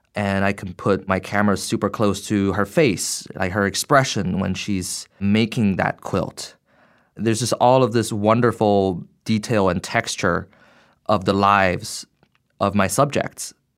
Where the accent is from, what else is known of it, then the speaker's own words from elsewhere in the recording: Beijing, China; moved away as an adult; now in United States; I grew up in Beijing. Uh, at the age of eighteen, I came to the U S for college and grad school